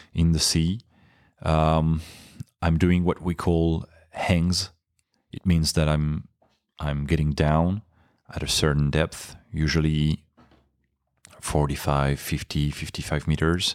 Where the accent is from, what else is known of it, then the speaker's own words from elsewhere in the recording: Paris, Île-de-France, France; English is a second language; also born or lived in Nice; I was born in Nice, my hometown now, uh, but I grew up in Paris